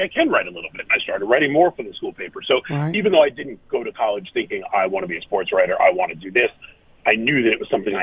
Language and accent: English; New York City, New York, United States; I grew up in Manhattan, and I was not going to college in Manhattan.